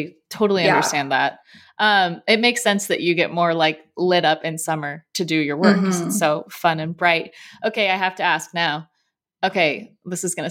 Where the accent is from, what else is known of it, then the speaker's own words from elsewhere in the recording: Southern California, United States; moved away; also born or lived in Wisconsin; I'm from Southern California